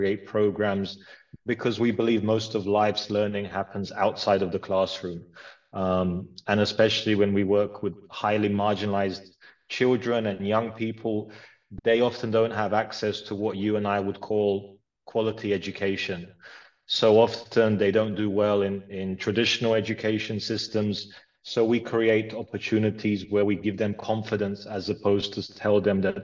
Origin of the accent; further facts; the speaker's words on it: London, United Kingdom; also born or lived in Croatia / Philippines; I grew up, I was born in Croatia, moved to London with my family when I was 7.